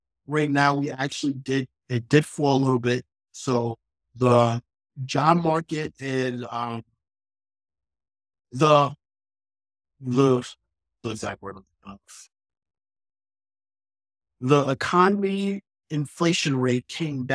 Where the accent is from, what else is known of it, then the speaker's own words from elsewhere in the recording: New York City, New York, United States; I'm from Queens. I'm from New York. And on my first day of school, going into high school in Queens